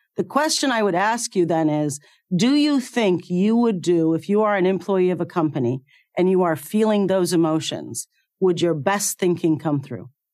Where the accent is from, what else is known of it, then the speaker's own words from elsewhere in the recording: Cairo, Cairo Governorate, Egypt; moved away; I was born in Cairo, Egypt. and I went to medical school there